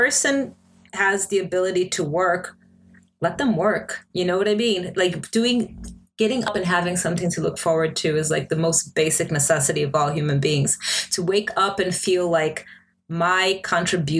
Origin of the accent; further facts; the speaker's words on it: United States; now in Ireland; me growing up in the United States